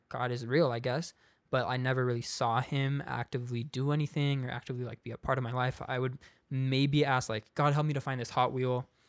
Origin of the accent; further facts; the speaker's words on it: San Diego, California, United States; I was born in San Diego. Um, grew up in America, in San Diego, California